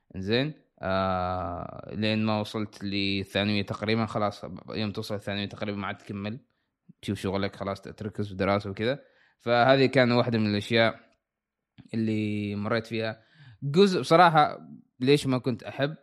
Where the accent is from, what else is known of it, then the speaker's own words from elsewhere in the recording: Salalah, Dhofar, Oman; moved away as an adult; now in United States; أنا مولود في صلالة، أنا من صلالة، عايش في صلالة.